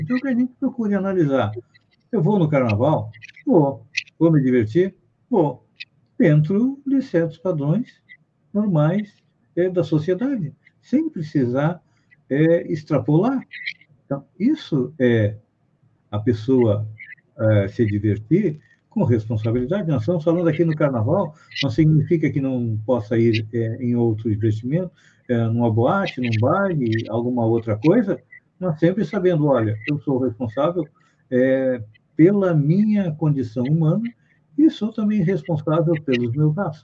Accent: Bagé, Rio Grande do Sul, Brazil; sou gaúcho de Bagé

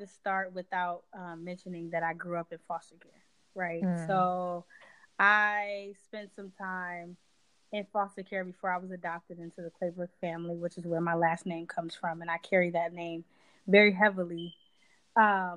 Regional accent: Detroit, Michigan, United States; moved away as an adult; also born or lived in Inkster, Michigan / Florida / New York; now in New Jersey, United States; I've only lived in those two places my entire life, you know, in my entire time living and growing up in Michigan

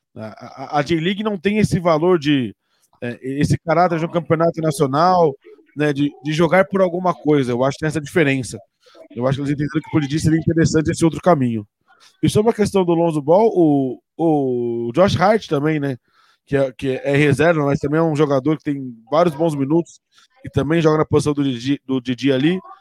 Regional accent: Brazil; a gente é muito imediatista enquanto brasileiro

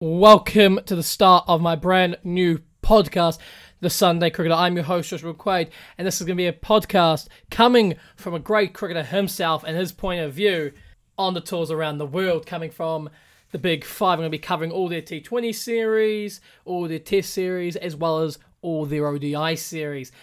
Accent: New Zealand; I'm a New Zealander

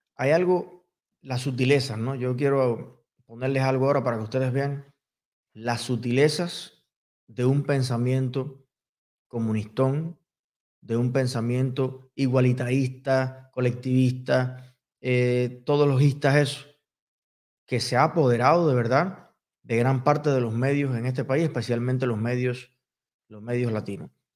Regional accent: Cuba; soy latino, y soy latinoamericano, y soy cubano

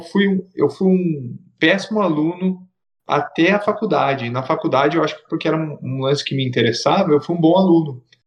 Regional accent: Itatiba, São Paulo, Brazil; em Itatiba, que é a minha cidade natal

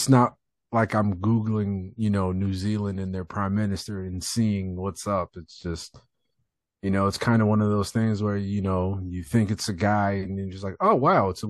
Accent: Florida, United States; growing up in Florida, like I've just lived in mostly hot places

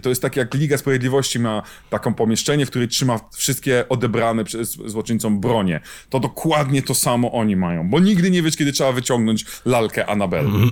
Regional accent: Poland; obaj wywodzimy się z kraju, gdzie wychodził magazyn egzorcysta

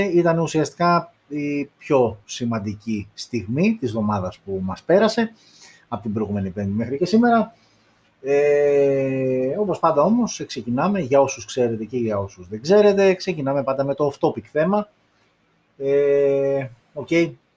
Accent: Greece; εμείς οι Έλληνες

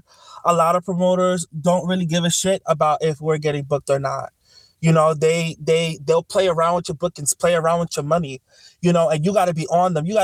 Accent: New York City, New York, United States; I'm from the Boogie Down Bronx. I'm from Claremont Village out by Morrisania, Webster Avenue

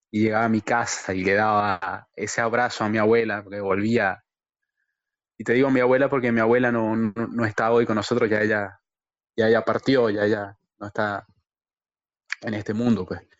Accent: Machiques, Zulia, Venezuela; yo, yo soy de Machiques, pero mi formación académica fue en, de la universidad, me refiero, fue en Maracaibo.

